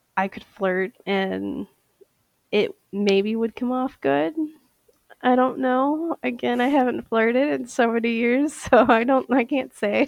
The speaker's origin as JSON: {"language": "English", "town": "Saint Paul", "region": "Minnesota", "country": "United States", "said": "I am from St. Paul, Minnesota"}